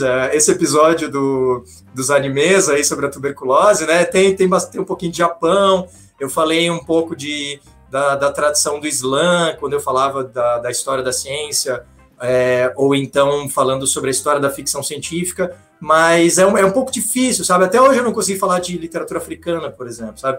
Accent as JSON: {"language": "Portuguese", "town": "Florianópolis", "region": "Santa Catarina", "country": "Brazil", "tie": "born or raised there", "also_born_or_lived": "Curitiba / Italy", "said": "eu sou manezinho da ilha aqui de Florianópolis"}